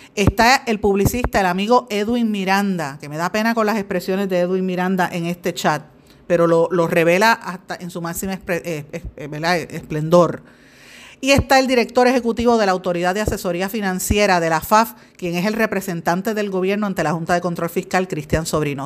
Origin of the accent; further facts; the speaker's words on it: Puerto Rico; uno como puertorriqueña